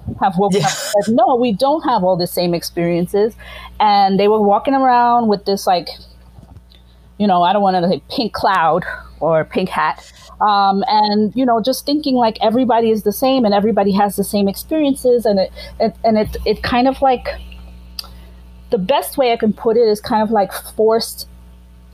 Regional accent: Grenada; I am like from Grenada

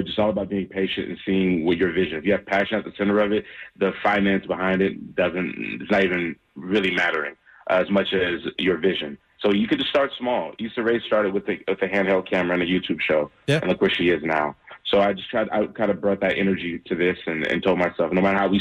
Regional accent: Charlotte, North Carolina, United States; I'm a hometown guy. I'm born and raised in Charlotte, North Carolina.

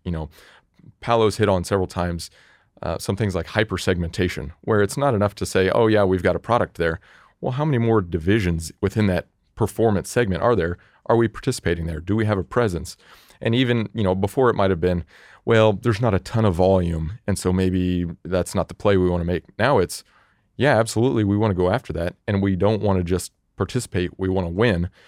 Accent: Indianapolis, Indiana, United States; moved away as an adult; now in Nashville, United States; I was born and raised in Indianapolis

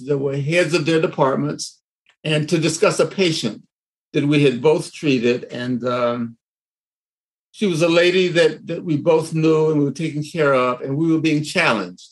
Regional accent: Tulsa, Oklahoma, United States; moved away; I'm from Tulsa as well

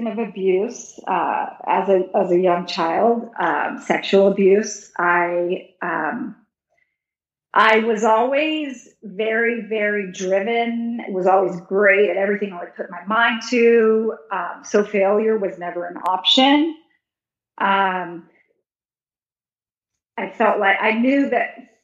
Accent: Texas, United States; born or raised there; moved away

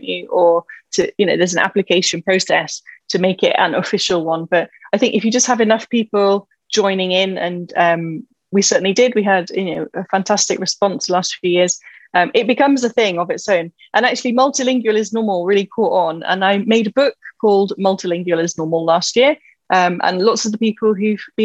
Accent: England, United Kingdom; also born or lived in Scotland / Cheltenham; I am just an English person who grew up in the middle of the English countryside, and everybody spoke English

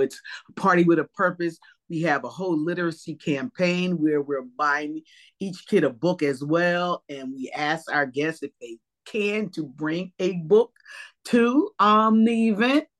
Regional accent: East Coast, New Jersey, United States; growing up on the East Coast

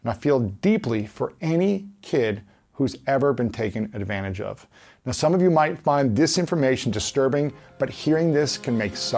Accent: Columbus, Ohio, United States; Join me at this year's Summit of Greatness, this September 7th through 9th in my hometown of Columbus, Ohio

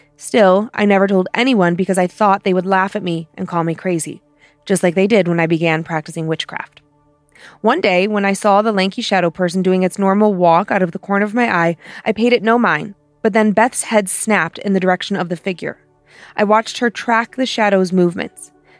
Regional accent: New York City, New York, United States; I grew up in Queens, New York, in a two-family home that my grams owned.

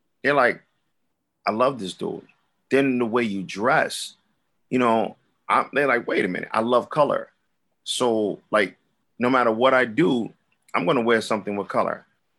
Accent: Brooklyn, New York, United States; I'm from Brooklyn. We walk the way we walk every day, all day, no matter what character we in. It's just Brooklyn.

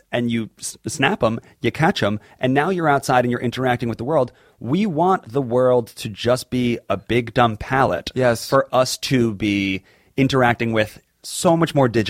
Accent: New York, United States; now in Los Angeles, United States; I'm from New York and I moved to Los Angeles.

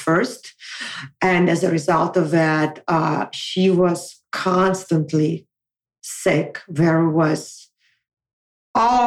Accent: Moscow, Russia; moved away as an adult; now in United States; relocate from my hometown of Moscow, where I was born and raised, all the way to the United States

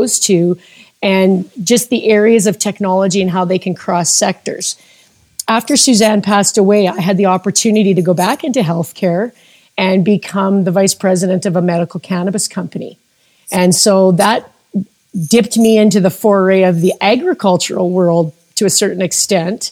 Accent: Calgary, Alberta, Canada; I'm a native Calgarian. So I have lived in Calgary and Alberta my entire life

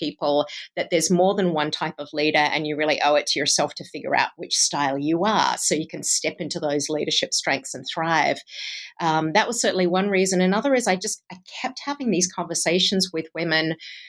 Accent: Australia; accent: Australian-Iowan; also born or lived in Bay Area, California; now in Cedar Rapids, United States; I grew up in Australia and then lived in California in the Bay Area for about a decade and then relocated to Cedar Rapids in Iowa with my husband's career

